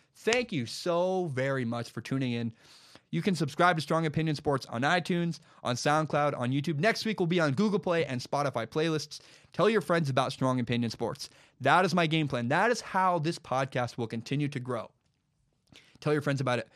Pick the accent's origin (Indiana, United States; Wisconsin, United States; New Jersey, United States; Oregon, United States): Oregon, United States; Portland; my hometown, Portland